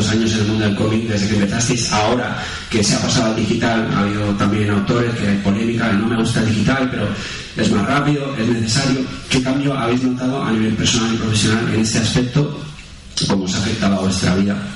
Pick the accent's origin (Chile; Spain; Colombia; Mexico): Spain; se, entiende como autores españoles que Carlos y yo lo somos, y sí, lo somos